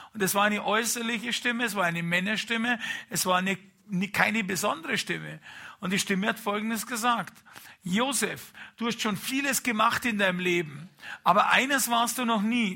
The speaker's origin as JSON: {"language": "German", "region": "Bavaria", "country": "Germany", "said": "als Bayer"}